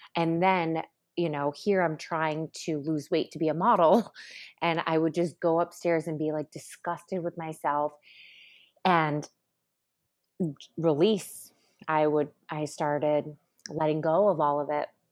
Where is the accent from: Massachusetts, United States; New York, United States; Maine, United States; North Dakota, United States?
New York, United States; Syracuse; moved away; coming from a small town, I'm from Syracuse